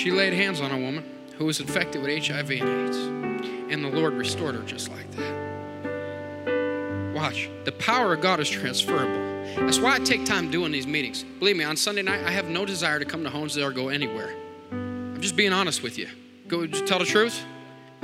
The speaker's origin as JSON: {"language": "English", "town": "Montdale", "country": "United States", "tie": "born or raised there", "said": "I grew up in Montdale"}